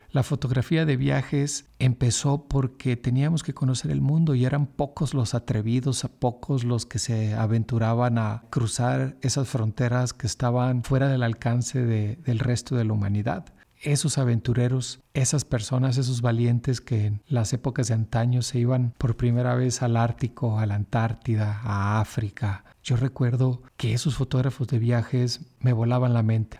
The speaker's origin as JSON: {"language": "Spanish", "country": "Mexico", "said": "como buen mexicano desconfiado"}